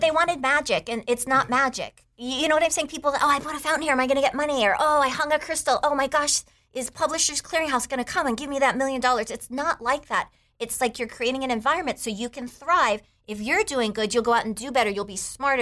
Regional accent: Taiwan; moved away; I grew up in Taiwan

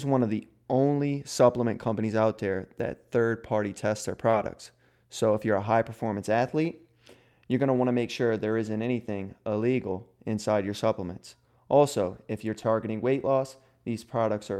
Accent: New Orleans, Louisiana, United States; near New Orleans, which is where I'm originally from

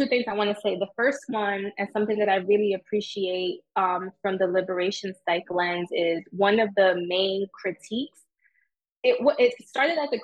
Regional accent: New York City, New York, United States; I grew up in Jamaica, Queens

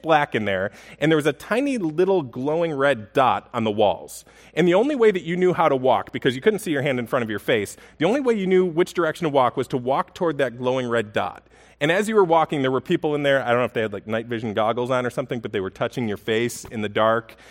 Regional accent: Buffalo, New York, United States; I grew up in Buffalo

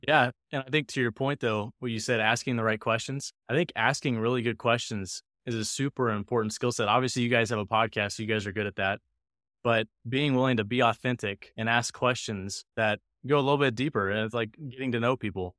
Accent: Tulsa, Oklahoma, United States; also born or lived in South Carolina; I'm from Tulsa originally

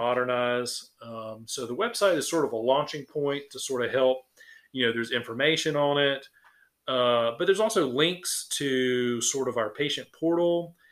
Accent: Sylvania, Georgia, United States; also born or lived in Macon / Savannah; I am from Sylvania. I uh, grew up here

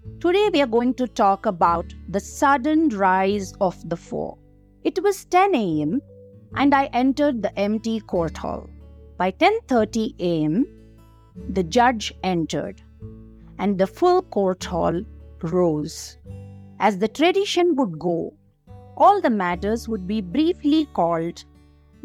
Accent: Bangalore, Karnataka, India; I am from Bangalore and not from West Bengal

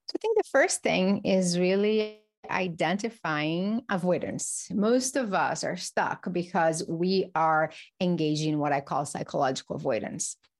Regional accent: Brazil; moved away; I grew up in Brazil

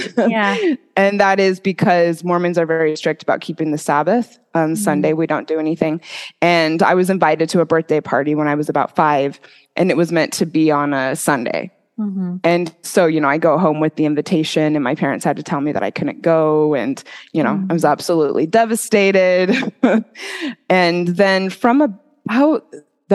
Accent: Mesa, Arizona, United States; moved away as an adult; also born or lived in Utah / Idaho; I grew up in Mesa, Arizona

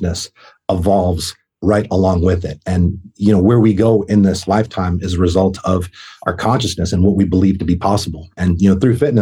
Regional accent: Boston, Massachusetts, United States; moved away as an adult; I'm from Boston, Massachusetts

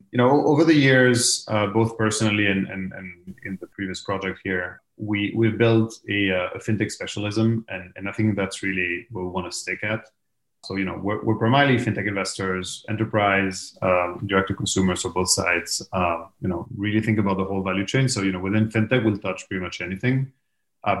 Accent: Madrid, Community of Madrid, Spain; The easy answer is Madrid.

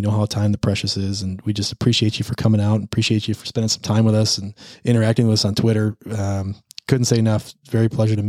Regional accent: Milwaukee, Wisconsin, United States; I'm out of Milwaukee.

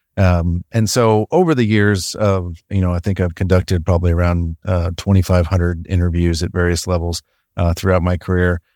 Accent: Missouri, United States; I grew up in Missouri

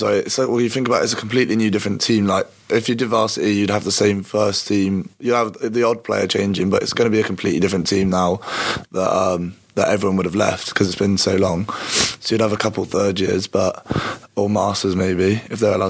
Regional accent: Bristol, South West England, United Kingdom; now in Cardiff, United Kingdom; I'm from Bristol, so I support Bristol City

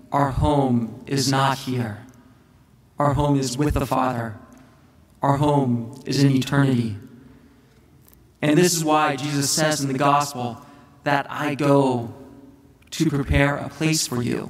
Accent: United States; the United States, my home country

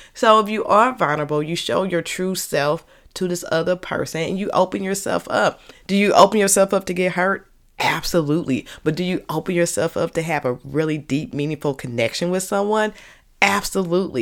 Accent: St. Louis, Missouri, United States; accent: Saint Louis; my Saint Louis accent

